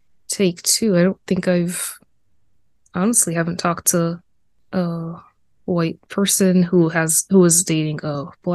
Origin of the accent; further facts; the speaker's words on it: United States; I am a first generation American. My parents were born in West Africa and Ivory Coast, and I was born in America.